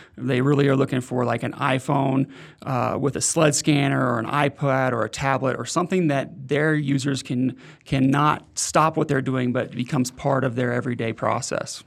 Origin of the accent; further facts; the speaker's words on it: Oklahoma City, Oklahoma, United States; moved away as an adult; now in Denver, United States; I lived in Oklahoma City most of my life. I've been in Denver for the past five years, but not born in Oklahoma City, but raised, started there when I was six months old